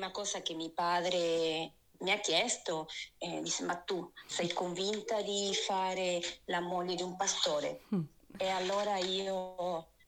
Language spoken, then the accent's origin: Italian; Argentina; also born or lived in Lucca, Italy; now in Italy; Allora, io sono originaria dall'Argentina, proprio qui dietro l'angolo direi.